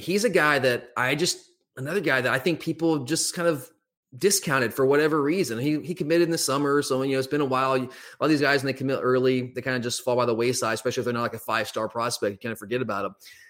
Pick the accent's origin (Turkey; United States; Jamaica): United States; Gwinnett County, Georgia; I mean, I grew up in Gwinnett County.